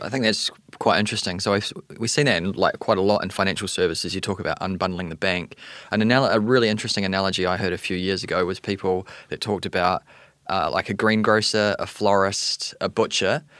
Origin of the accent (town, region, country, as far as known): New Zealand; accent: New Zealander; also born or lived in Canada; now in New York City, United States